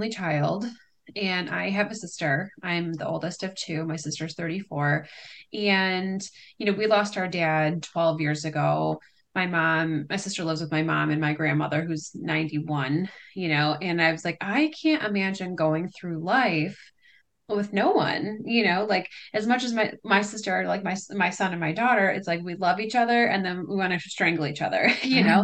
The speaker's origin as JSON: {"language": "English", "town": "Livonia", "region": "Michigan", "country": "United States", "said": "I am from Livonia, Michigan, so about 20 minutes outside of Detroit"}